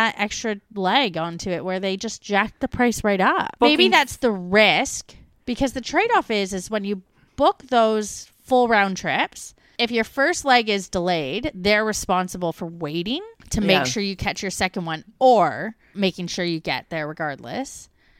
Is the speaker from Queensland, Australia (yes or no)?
no; Melbourne, Victoria, Australia; We're from Melbourne.